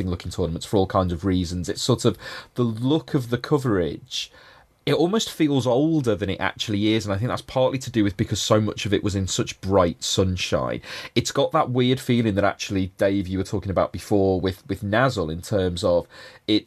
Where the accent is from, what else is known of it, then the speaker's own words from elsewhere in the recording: England, United Kingdom; as an England fan and as an English person